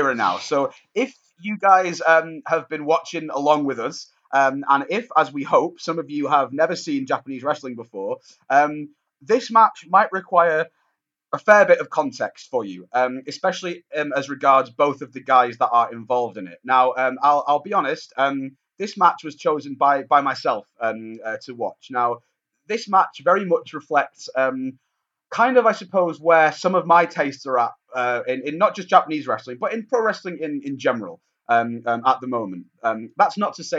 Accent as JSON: {"language": "English", "town": "Manchester", "region": "North West England", "country": "United Kingdom", "tie": "born or raised there", "said": "my hometown of Manchester"}